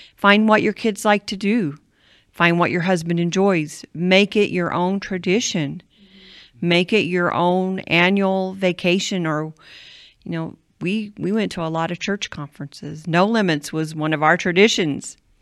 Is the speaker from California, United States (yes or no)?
no; Cushing, Oklahoma, United States; when I was three, my dad and mom moved to Cushing, Oklahoma to start a home missions work